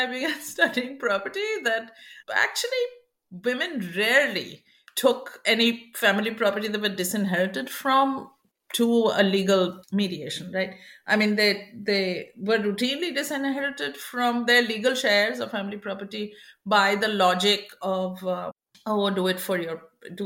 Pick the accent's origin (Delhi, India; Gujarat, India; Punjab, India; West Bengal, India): West Bengal, India; Kolkata; moved away; I grew up in India, in Calcutta